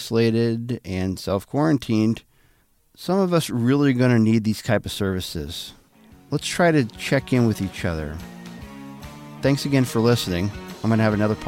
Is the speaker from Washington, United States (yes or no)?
yes; Walla Walla, Washington, United States; moved away; also born or lived in Connecticut; That's my hometown. Did you know that? I'm from Walla Walla.